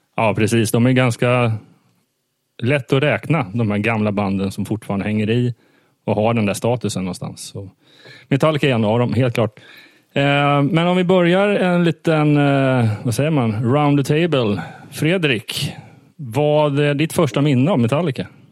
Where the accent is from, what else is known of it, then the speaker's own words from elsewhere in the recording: Småland, Sweden; now in Stockholm, Sweden; jag kommer från Småland